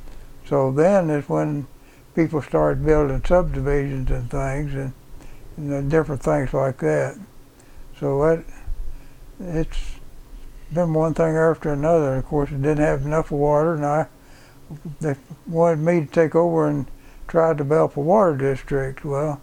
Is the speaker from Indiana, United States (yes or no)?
no; Bowling Green, Kentucky, United States; born there; I was born in Bowling Green, Kentucky when my mother and dad was down there in school.